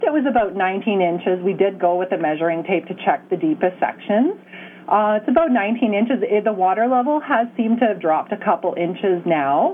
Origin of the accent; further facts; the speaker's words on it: East Coast, Atlantic Canada, Canada; also born or lived in Edmonton, Canada; now in Kenora, Canada; We're not normally from Edmonton. I'm an East Coaster